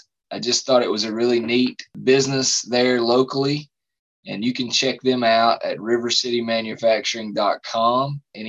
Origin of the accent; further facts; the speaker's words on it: Appalachia, United States; As an Appalachian